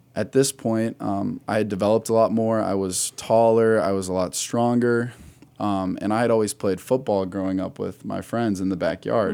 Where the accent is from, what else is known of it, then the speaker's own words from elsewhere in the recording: Wadsworth, Ohio, United States; I am from the Akron area. I grew up in a little town, Wadsworth, right down